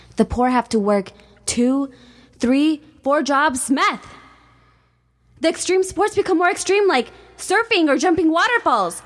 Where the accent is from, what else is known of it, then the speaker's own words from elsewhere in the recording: Chicago, Illinois, United States; grew up in Chicago